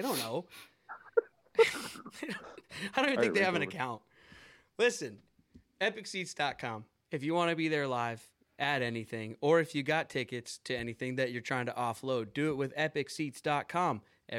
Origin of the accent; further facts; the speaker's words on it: Seattle, Washington, United States; I'm from Seattle, and I love them